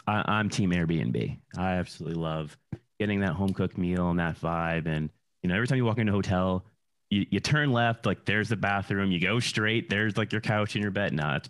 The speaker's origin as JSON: {"language": "English", "region": "New Jersey", "country": "United States", "tie": "born or raised there", "also_born_or_lived": "Connecticut / New York City", "moved": "yes", "said": "I was living in New York. I'm from the East Coast originally, born in Jersey and living in Connecticut, and then went to New York for most of my professional career."}